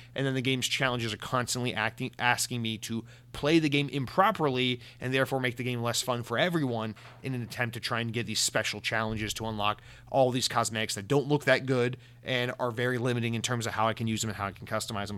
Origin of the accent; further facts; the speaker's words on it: United States; I'm American